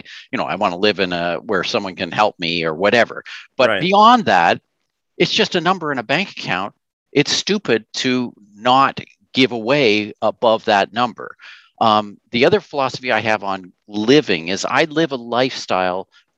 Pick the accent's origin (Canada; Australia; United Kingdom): Canada; we're Canadian